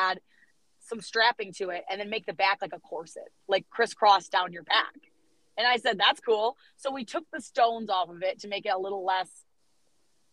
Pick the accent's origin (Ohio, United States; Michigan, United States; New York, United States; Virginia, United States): Michigan, United States; East Lansing; We're originally from East Lansing, and it's like a big part of our family